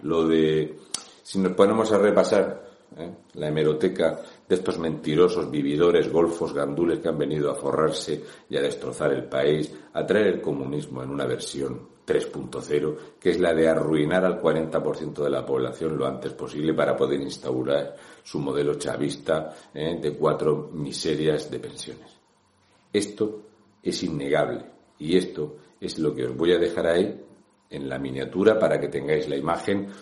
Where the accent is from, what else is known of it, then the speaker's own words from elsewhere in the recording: Region of Murcia, Spain; un murciano encabronado